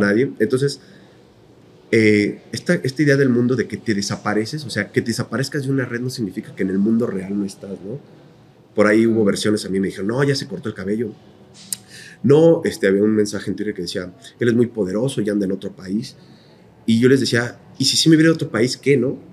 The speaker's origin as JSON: {"language": "Spanish", "region": "Querétaro", "country": "Mexico", "said": "nosotros somos queretanos y esto es una ciudad"}